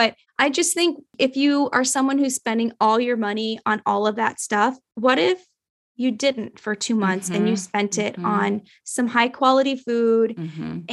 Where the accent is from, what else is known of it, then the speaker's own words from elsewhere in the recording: Nepal; moved away; I'm from Nepal